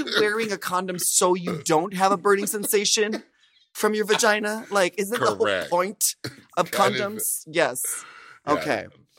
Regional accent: Minnesota, United States; It brought me back to my first sex ed class, for sure, when I was growing up in Minnesota.

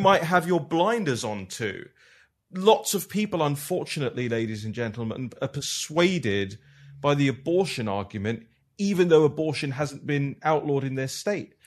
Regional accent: United Kingdom; I'm from the United Kingdom.

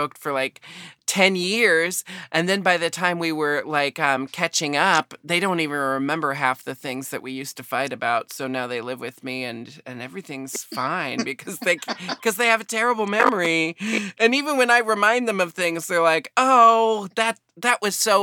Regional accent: Portland, Oregon, United States; moved away as an adult; also born or lived in Brooklyn; I was born and raised in Portland, and now I live here again after like 14 years away

